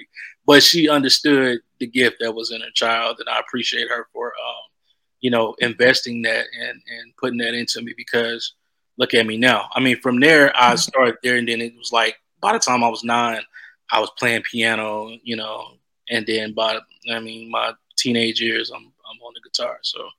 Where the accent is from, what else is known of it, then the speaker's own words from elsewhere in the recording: the South, United States; Like, you know, I'm from the South, so church is really big out here, you know.